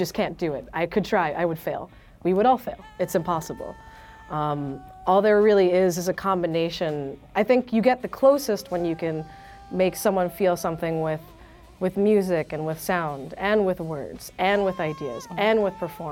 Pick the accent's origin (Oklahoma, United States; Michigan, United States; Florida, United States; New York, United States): New York, United States; I'm born and raised in New York, live in Washington Heights